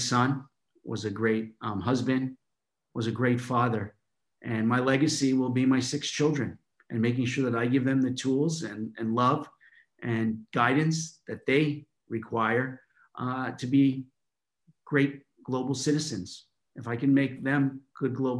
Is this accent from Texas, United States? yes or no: no; New York, United States; now in London, United Kingdom; I'm from New York, living in London now